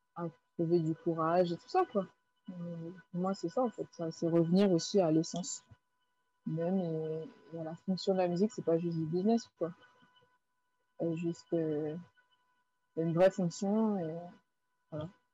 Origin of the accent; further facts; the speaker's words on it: Guadeloupe; j'ai grandi en Guadeloupe